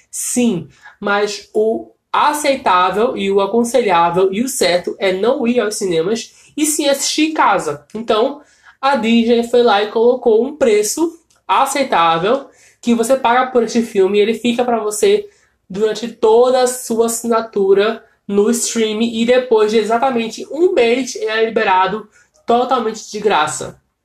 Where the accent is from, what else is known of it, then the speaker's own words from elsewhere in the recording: Brazil; sendo brasileiro